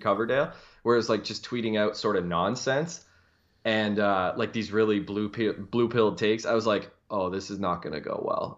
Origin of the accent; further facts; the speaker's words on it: Canada; I am a Canadian